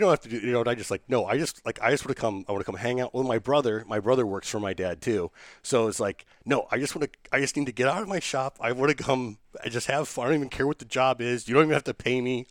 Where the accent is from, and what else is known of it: Indiana, United States; moved away